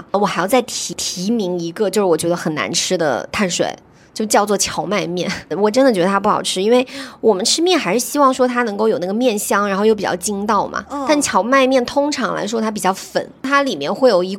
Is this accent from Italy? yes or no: no; China; 这样子的话，就其实更适合我们中国人的一个烹煮和口味的习惯嘛。